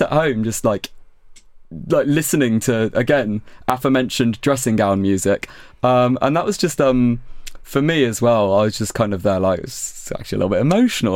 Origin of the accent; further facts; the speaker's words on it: West Country, South West England, United Kingdom; moved away as an adult; now in Brighton, United Kingdom; I'm from the West Country in England